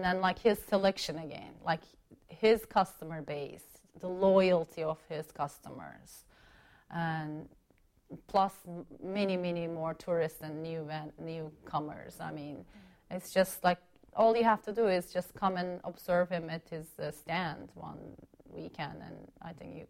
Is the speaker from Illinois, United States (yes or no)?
yes; Chicago, Illinois, United States; now in Washington, United States; Yeah, in Chicago, yeah. For family you know, reasons, we moved from Chicago to, in 2005, to the D.C.